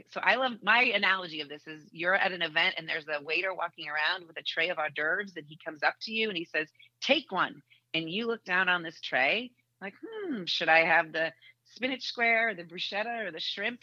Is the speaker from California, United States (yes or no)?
no; Boston, Massachusetts, United States; moved away as an adult; now in Indianapolis, United States; I grew up in Boston